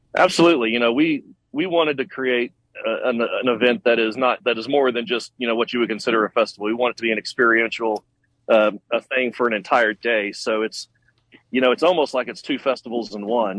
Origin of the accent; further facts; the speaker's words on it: Tyler, Texas, United States; I'm from Tyler, Texas